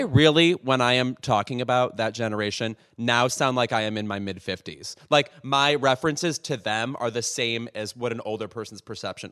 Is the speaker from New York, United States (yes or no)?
no; Lemont, Illinois, United States; my hometown of Lamont, Illinois